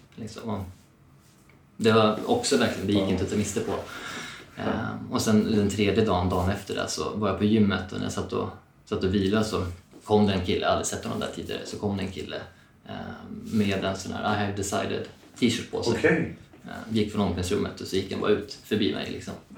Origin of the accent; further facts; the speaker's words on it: Eskilstuna, Södermanland, Sweden; moved away as an adult; now in Stockholm, Sweden; Jag är född och uppvuxen i Eskilstuna